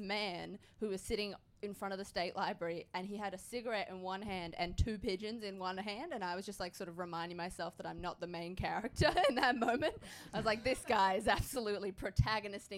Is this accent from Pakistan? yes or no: no; Queensland, Australia; I'm from Queensland.